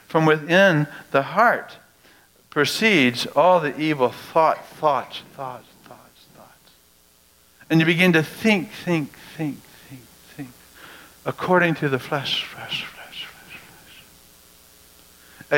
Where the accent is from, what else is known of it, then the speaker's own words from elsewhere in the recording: United States; we as American Christians